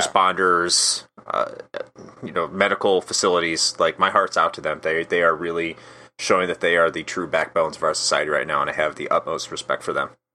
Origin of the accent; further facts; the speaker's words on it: Wheaton, Illinois, United States; moved away as an adult; now in Florida, United States; I grew up outside of Chicago, uh, originally. I grew up in a city called Wheaton